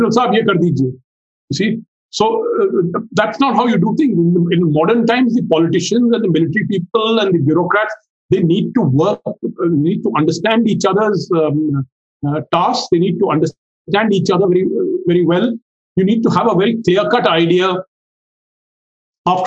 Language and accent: English; India; as an Indian who has lived through two oil blockades